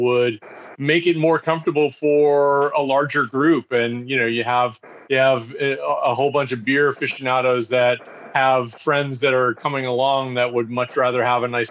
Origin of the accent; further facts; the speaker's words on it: just outside of Boston, Massachusetts, United States; now in Pennsylvania, United States; I grew up just outside of Boston